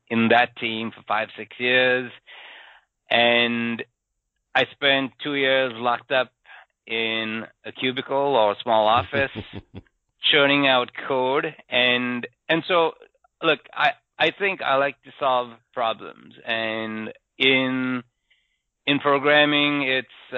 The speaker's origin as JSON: {"language": "English", "country": "Sri Lanka", "tie": "born or raised there", "moved": "as an adult", "said": "I grew up in Sri Lanka"}